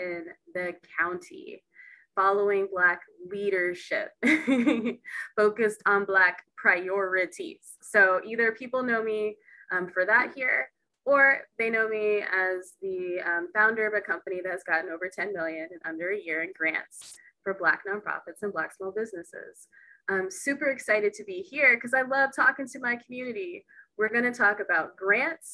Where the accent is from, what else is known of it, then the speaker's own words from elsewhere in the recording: Texas, United States; now in Seattle, United States; I'm originally from Texas